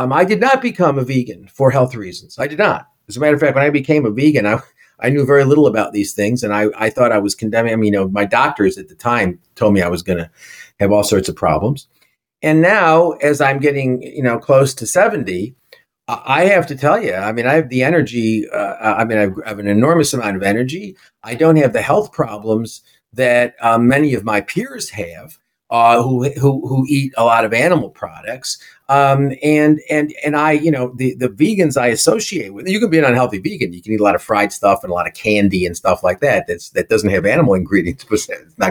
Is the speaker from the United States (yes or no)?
yes; New York City, New York, United States; I'm a New Yorker